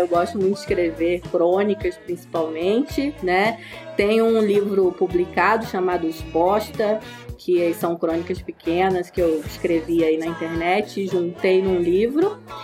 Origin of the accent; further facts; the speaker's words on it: Campos dos Goytacazes, Rio de Janeiro, Brazil; now in Curitiba, Brazil; Eu sou nascida em Campos dos Goitacazes, né? Conterrânea aí de alguns aqui deste podcast